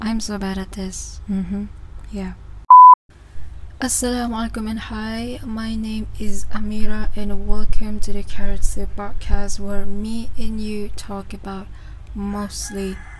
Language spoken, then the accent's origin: English; Sabah, Malaysia; English is a second language; I'm from Sabah, Malaysia